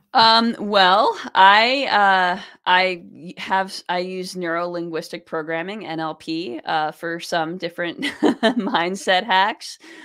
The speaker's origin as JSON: {"language": "English", "region": "New York", "country": "United States", "tie": "born or raised there", "also_born_or_lived": "Boston, Massachusetts", "said": "I grew up in New York State"}